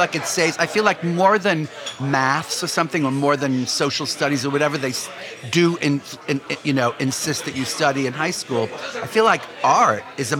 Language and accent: English; New York, United States; as a New Yorker